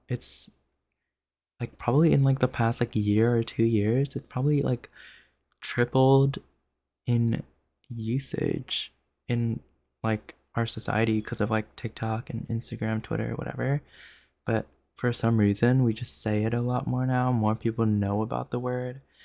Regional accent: Jersey Shore, New Jersey, United States; moved away as an adult; now in Los Angeles, United States; I have life experience from living eighteen years in New Jersey

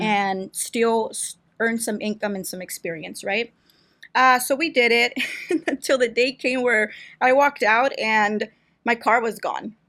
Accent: Brawley, California, United States; I wasn't born here, but I was raised here

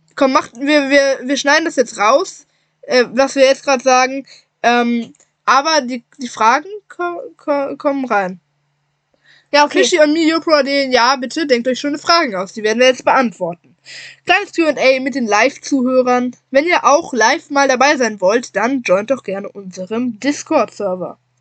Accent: Wuppertal, North Rhine-Westphalia, Germany; hier bei uns zu Hause, in der Heimatstadt

